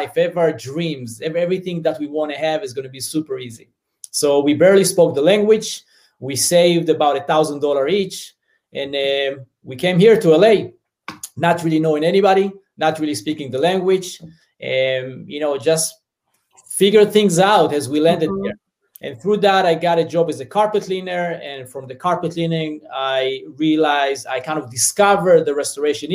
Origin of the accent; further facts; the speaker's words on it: Southern District, Israel; English is a second language; moved away as an adult; now in United States; So as you hear my accent, I'm originally from Israel. So I grew up in a small farm in the south part of Israel, a very small community with about 48 families.